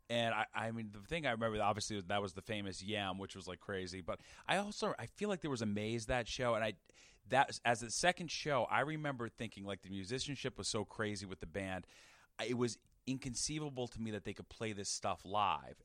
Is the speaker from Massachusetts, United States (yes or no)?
yes; Dayton, Massachusetts, United States; moved away as an adult; also born or lived in Bangor, Maine / Springfield, Massachusetts / Boston; now in New York, United States; I'm from Dayton, Mass, which is a tiny town southeast, like fifteen minutes from Providence.